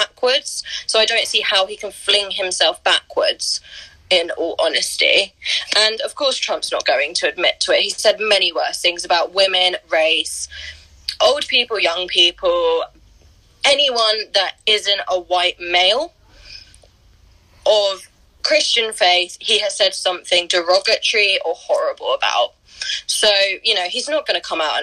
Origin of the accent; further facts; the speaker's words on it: Brighton, South East England, United Kingdom; I'm going to a protest in Brighton on Saturday, which is where I'm from. Our protests haven't even started in my hometown